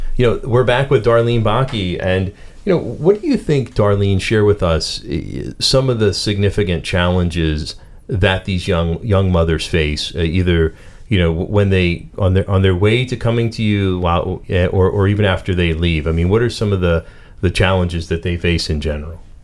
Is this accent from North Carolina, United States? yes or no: no; Pittsburgh, Pennsylvania, United States; accent: Pittsburgh; my Pittsburgh accent